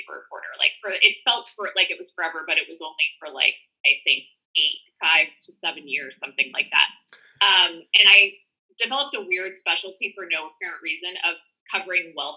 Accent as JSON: {"language": "English", "town": "Chicago", "region": "Illinois", "country": "United States", "also_born_or_lived": "Newport Beach, California", "moved": "as an adult", "said": "I was from Chicago"}